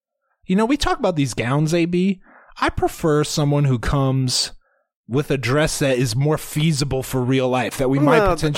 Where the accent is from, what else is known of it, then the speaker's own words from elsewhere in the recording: Georgia, United States; I'm from Georgia. Have you ever had a peach?